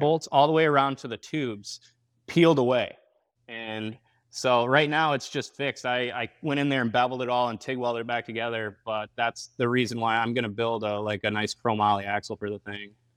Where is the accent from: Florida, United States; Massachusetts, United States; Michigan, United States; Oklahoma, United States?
Michigan, United States; Grand Rapids; I am from Grand Rapids, Michigan